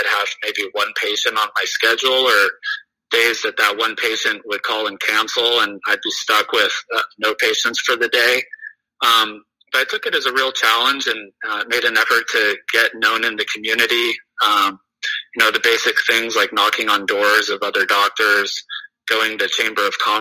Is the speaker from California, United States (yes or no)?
yes; Southern California, United States; So I grew up in Southern California, went to medical school at UC Irvine